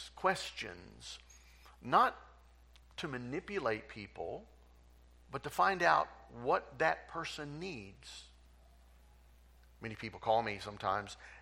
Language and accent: English; Tulsa, Oklahoma, United States; moved away as an adult; I was raised in Tulsa. Grew up in Tulsa. Went to Tulsa schools, went to Will Rogers High School, went to University of Tulsa. I am Tulsa bred and born